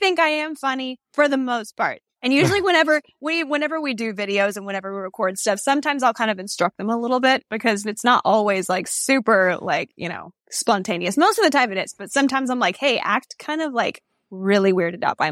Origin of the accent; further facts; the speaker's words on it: Texas, United States; I am from Texas